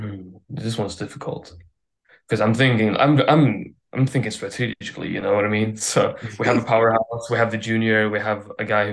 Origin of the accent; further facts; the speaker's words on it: Sweden; I'm Swedish.